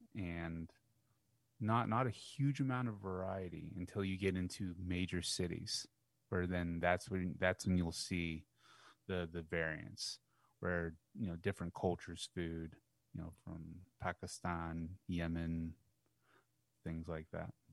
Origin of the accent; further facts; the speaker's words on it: United States; I'm, I'm from by God America